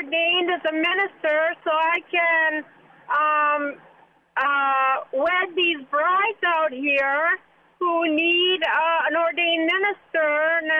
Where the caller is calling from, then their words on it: Middletown, Connecticut, United States; I'm calling from Middletown, Connecticut.